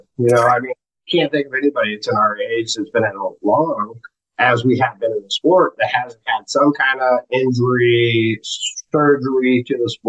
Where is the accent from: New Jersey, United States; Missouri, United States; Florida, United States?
Missouri, United States; Springfield; I'm from Springfield, Missouri, originally